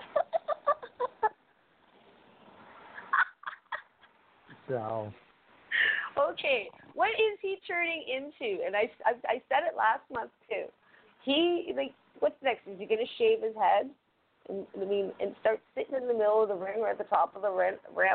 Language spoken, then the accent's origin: English; Canada; I'm Canadian, and I am a very unproud redheaded Canadian right now